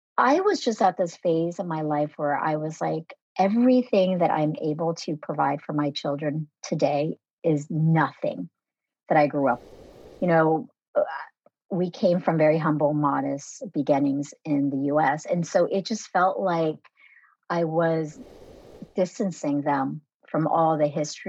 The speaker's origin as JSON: {"language": "English", "country": "United States", "tie": "born or raised there", "also_born_or_lived": "Nha Trang, Vietnam", "first_language": "Vietnamese", "second_language": "English"}